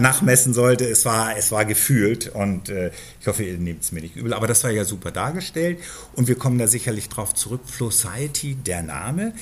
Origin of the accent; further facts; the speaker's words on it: Berlin, Germany; Ich komme genau aus der anderen Ecke von Berlin